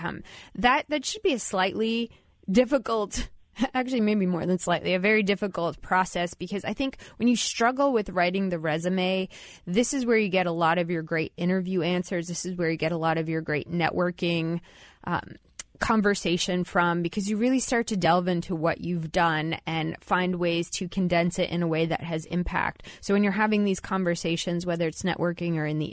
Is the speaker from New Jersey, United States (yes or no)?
yes; New Jersey, United States; I grew up in New Jersey